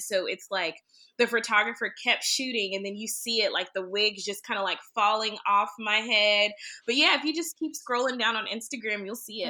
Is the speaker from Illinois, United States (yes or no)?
no; Greenville, Texas, United States; now in Dallas, United States; I'm originally from Greenville, Texas